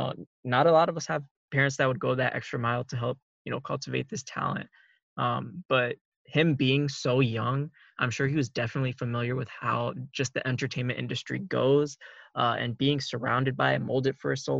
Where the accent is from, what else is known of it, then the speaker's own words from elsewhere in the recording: Minnesota, United States; we're both from Minnesota